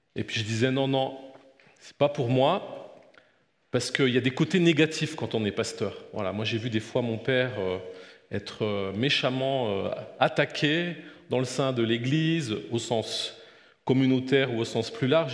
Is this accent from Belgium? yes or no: yes; Belgium; je suis né en Belgique, euh, j'ai grandi, je suis fils de pasteur